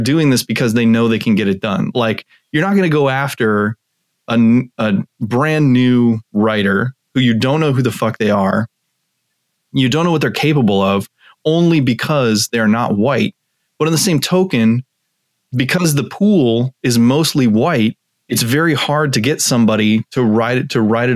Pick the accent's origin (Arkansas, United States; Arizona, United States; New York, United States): Arizona, United States; Tucson; I grew up in Tucson, Arizona, very a couple hundred miles from the Mexican border